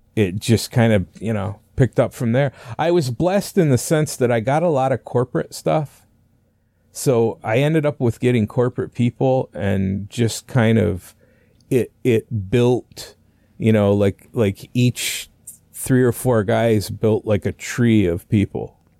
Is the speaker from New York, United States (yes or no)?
yes; north of the Adirondacks, northern New York State, United States; I, I grew up up there. I started my, uh, you know, fishing, like I said, at a young age and, uh, uh, the Adirondacks were to our, basically to our south, so that's how far up in New York State we were.